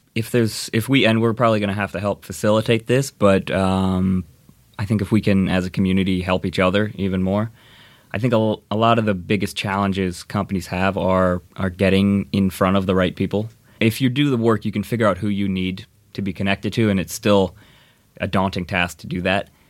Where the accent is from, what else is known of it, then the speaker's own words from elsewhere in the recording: Indiana, United States; moved away as an adult; now in Los Angeles, United States; I grew up in Indiana, uh, came out to L A to go to U S C